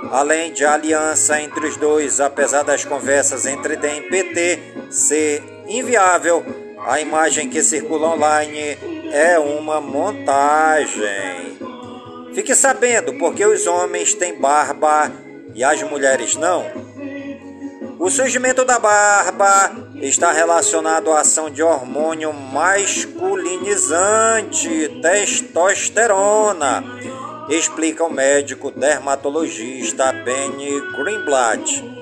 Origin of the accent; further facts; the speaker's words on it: Careiro da Várzea, Amazonas, Brazil; por todas as comunidades do Careiro, da Várzea, a minha cidade natal